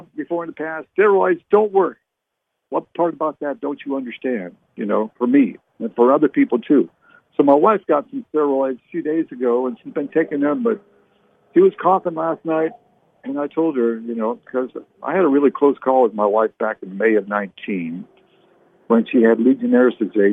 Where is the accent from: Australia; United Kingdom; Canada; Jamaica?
Canada; now in United States; I was born in Canada. So I'm a U.S. citizen now